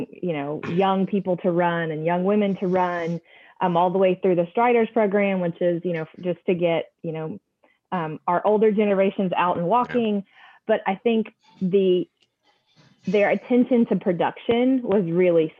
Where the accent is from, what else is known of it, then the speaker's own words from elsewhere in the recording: Atlanta, Georgia, United States; moved away as an adult; also born or lived in New York; now in Charlotte, United States; originally I'm from Atlanta. That's where we were for many years